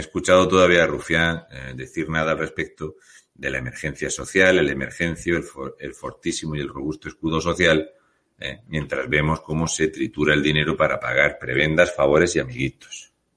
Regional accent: Murcia, Region of Murcia, Spain; soy de Murcia

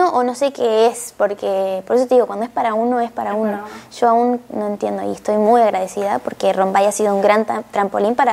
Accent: Nogoyá, Entre Ríos, Argentina; Eh, yo soy de Nogoyá, Argentina, una ciudad muy pequeña.

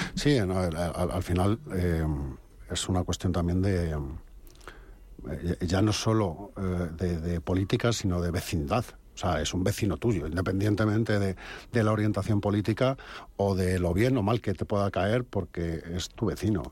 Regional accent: Robledo de Chavela, Community of Madrid, Spain; yo soy de Robledo

